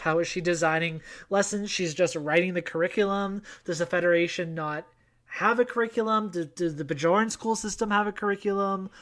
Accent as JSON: {"language": "English", "country": "Canada", "said": "your boy is Canadian"}